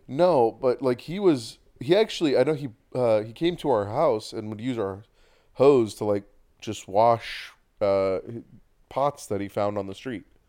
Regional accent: Bay Area, California, United States; growing up in the Bay Area

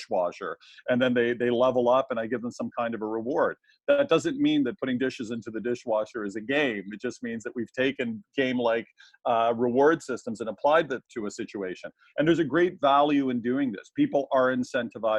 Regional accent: Canada; accent: Canadian; also born or lived in Toronto, Ontario; my Canadian accent

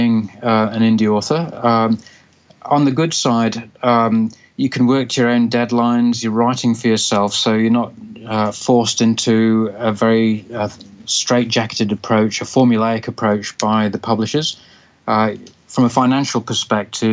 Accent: Zambia; now in Sydney, Australia; I spent a lot of my formative years growing up in Zambia and love the country dearly

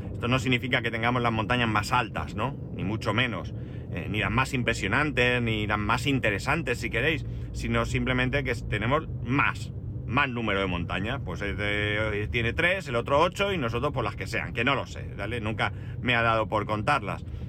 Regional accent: Alicante area, Valencian Community, Spain; mi tierra

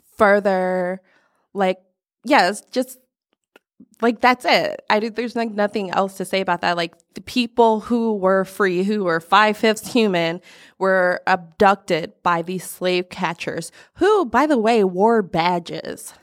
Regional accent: Texas, United States; I was born in Texas

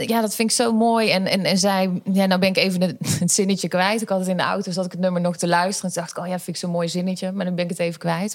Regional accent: Schijndel, North Brabant, Netherlands; geboren en getogen in Schijndel

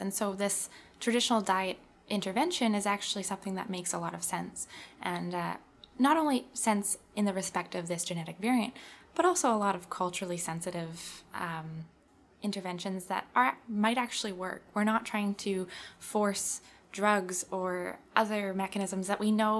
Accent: Manitoba, Canada; I'm born and raised in Manitoba.

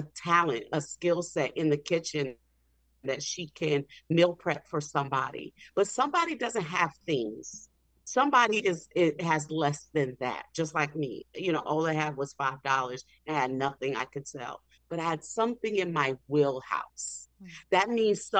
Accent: New Orleans, Louisiana, United States; I'm from New Orleans, which was the hub of slave trade in this country

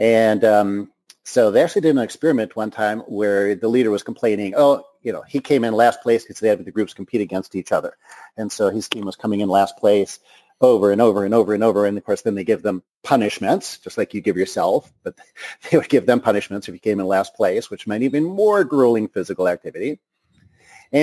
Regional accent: Detroit, Michigan, United States; moved away; I'm from Detroit originally

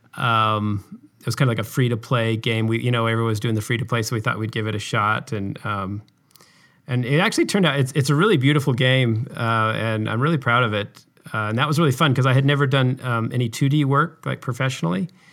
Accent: Utah, United States; I grew up in Utah, which is where I live now

